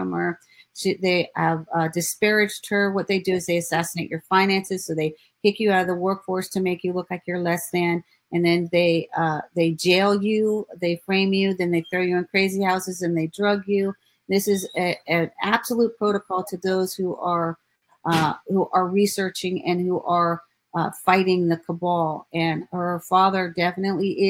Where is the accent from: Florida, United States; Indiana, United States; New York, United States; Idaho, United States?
Florida, United States; Ives Estates; I was raised in Ives Estate. So I lived 13 minutes from the Walsh family. My grandmother lived in Hollywood